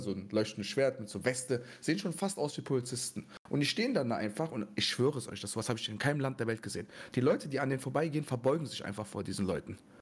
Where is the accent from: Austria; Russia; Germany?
Germany; wenn mich jemand fragt, woher kommst du, als was siehst du dich, ich sage immer Deutsch